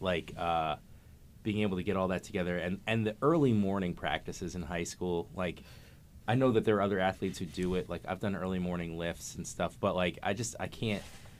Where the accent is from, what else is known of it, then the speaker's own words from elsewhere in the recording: Cambridge, Massachusetts, United States; You know, and even for me as just like a white dude, I grew up in Cambridge